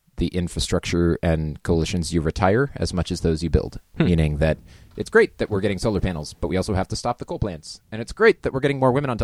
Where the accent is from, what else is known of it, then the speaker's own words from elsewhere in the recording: Beaverton, Oregon, United States; also born or lived in Twin Cities; I grew up in the Portland region out in Beaverton. Like all Oregonians, kind of got the salmon thing going on where you leave and come back. I went to school in the Twin Cities but returned.